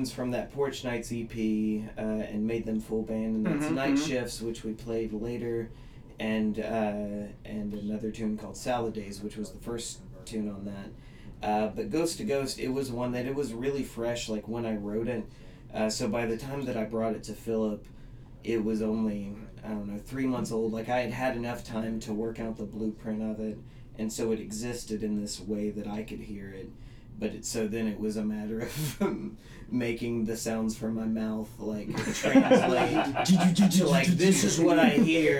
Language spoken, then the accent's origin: English; Huntsville, United States; moved away as an adult; also born or lived in Olympia, Washington; I grew up in Huntsville, and I fell in love, and I moved to Olympia, and life happens, and I found my way back.